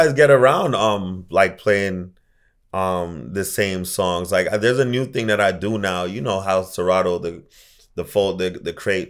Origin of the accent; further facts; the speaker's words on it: Jamaica; I'm Jamaican.